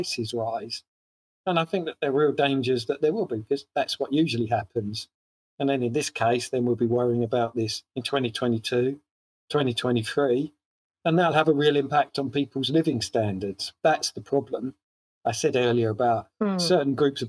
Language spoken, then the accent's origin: English; London, United Kingdom; Being a Londoner like me